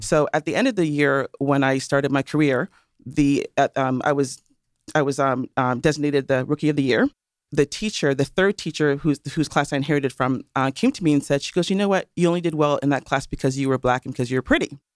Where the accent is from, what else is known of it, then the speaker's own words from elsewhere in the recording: Toronto, Ontario, Canada; accent: Canadian and Caribbean mix; also born or lived in Trinidad and Tobago; now in United States; I was born in Toronto. However, my parents are from Trinidad and Tobago.